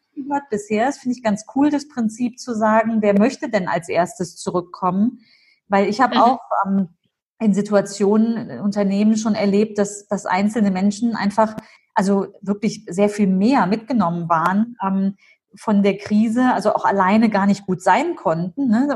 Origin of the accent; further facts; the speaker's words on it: Germany; Ich bin zwar hier mhm. groß geworden in Deutschland, aber immer in den Ferien ging es nach Syrien.